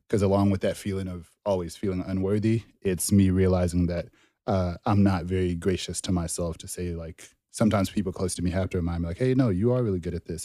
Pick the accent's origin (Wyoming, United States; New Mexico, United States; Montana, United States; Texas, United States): Texas, United States; Dallas; also born or lived in Zimbabwe / Denton, Texas; grew up mainly in Dallas.